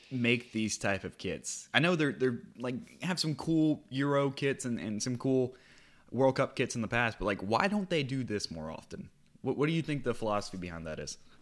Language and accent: English; United States; an American who has been watching the Premier League since 2015